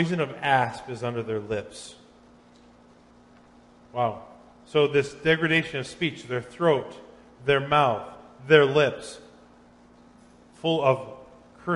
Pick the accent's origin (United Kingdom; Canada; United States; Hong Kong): United States; Minnesota; I was in junior high, growing up in Minnesota